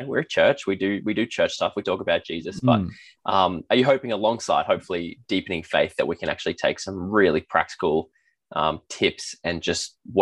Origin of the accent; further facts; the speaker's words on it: Australia; an Australian